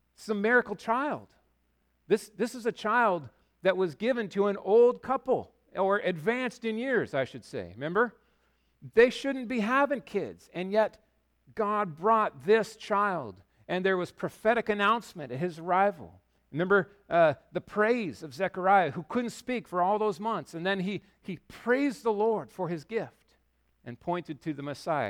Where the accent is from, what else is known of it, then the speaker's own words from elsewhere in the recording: Yakima, Washington, United States; now in Bellingham, United States; I grew up in Yakima